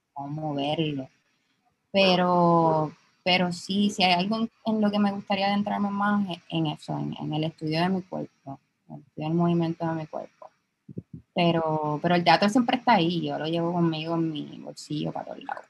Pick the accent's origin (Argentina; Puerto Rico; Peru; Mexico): Puerto Rico; San Juan; soy de Santulce